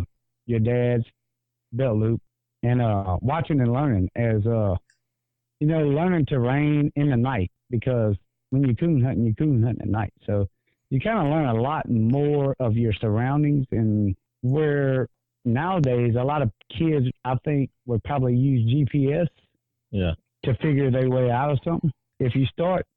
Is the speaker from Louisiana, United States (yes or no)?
yes; Greensburg, Louisiana, United States; I'm actually from Greensburg, Louisiana